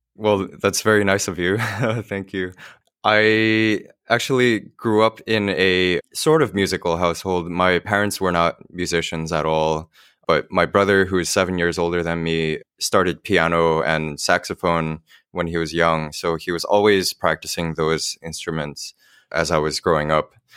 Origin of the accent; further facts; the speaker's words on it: Millburn, New Jersey, United States; I grew up in Milburn